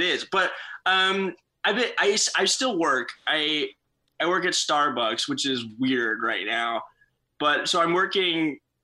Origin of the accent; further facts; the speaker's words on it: Santa Cruz, California, United States; moved away as an adult; also born or lived in San Antonio, Texas / Houston, Texas; now in Chicago, United States; I was born in San Antonio, Texas. And then I moved to Houston when I was like 2. And then when I was 6, I moved to Santa Cruz, California. And that's where I lived until I came to Chicago